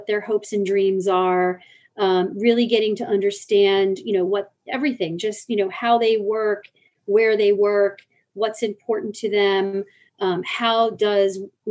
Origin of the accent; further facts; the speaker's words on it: United States; I'm coming into this company as an American with a remit in North America